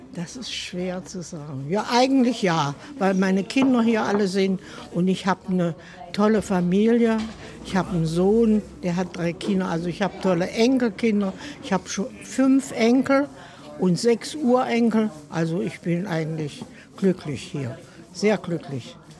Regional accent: Central Germany, Germany; moved away as an adult; also born or lived in Ludwigshafen; now in Mülheim, Germany; Ich komme eigentlich aus Mitteldeutschland.

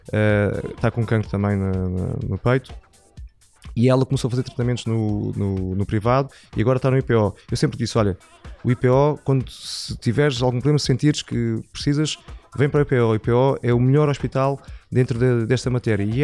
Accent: Setúbal, Portugal; Setúbal, sou

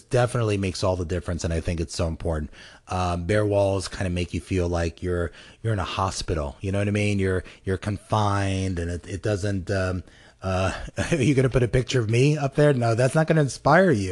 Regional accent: United States; the United States, of course, because I'm American and I was born here

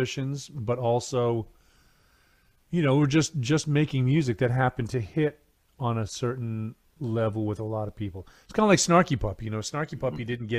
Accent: New England, United States; I grew up in New England

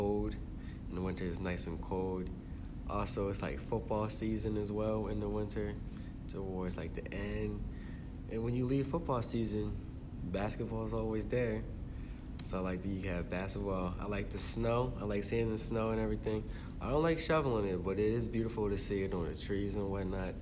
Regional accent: Baltimore, Maryland, United States; I'm also from Baltimore, Maryland.

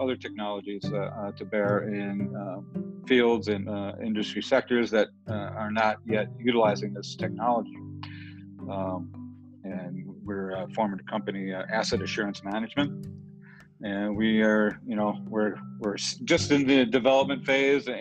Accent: Detroit, Michigan, United States; now in Denver, United States; I grew up in Michigan, the Detroit area

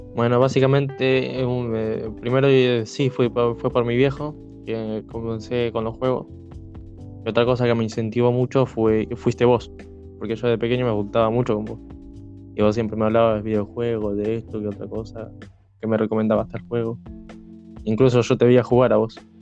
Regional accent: Rosario, Santa Fe, Argentina; de la ciudad de Rosario

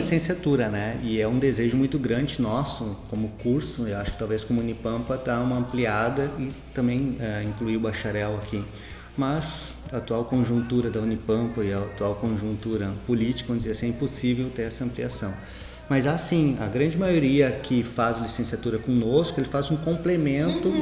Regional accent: Santa Maria, Rio Grande do Sul, Brazil; eu sou de Santa Maria

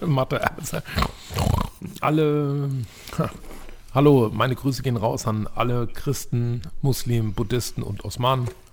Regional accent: Turkey; Ich bin selber Türke.

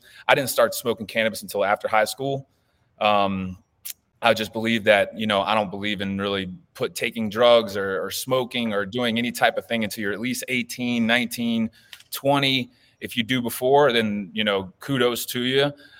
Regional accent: the South, United States; You know, I'm from the South, dude. You don't touch drugs.

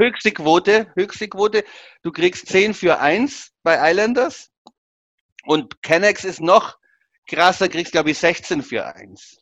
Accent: Augsburg, Bavaria, Germany; als Augsburger

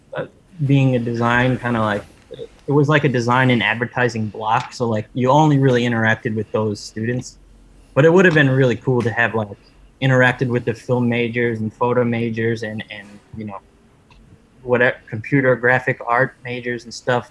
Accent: New York, United States; born and raised in New York, and still living in New York.

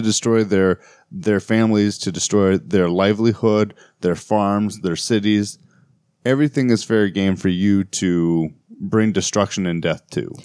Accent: United States; as an American myself

